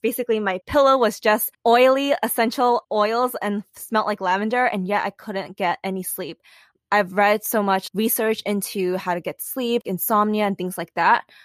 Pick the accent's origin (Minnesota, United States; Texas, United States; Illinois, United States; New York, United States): New York, United States; New York City; moved away as an adult; also born or lived in California; I grew up in New York City, and everyone is a little high strung